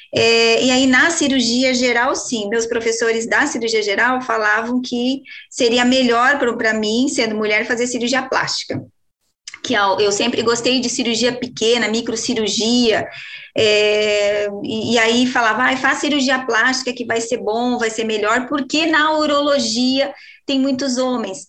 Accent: Rio Grande do Sul, Brazil; eu sou gaúcha

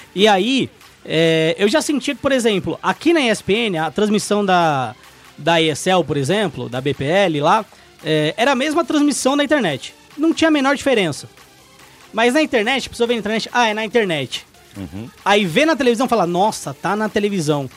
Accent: São Bernardo do Campo, São Paulo, Brazil; eu sou de São Bernardo, lá é, mano, é a Califórnia brasileira

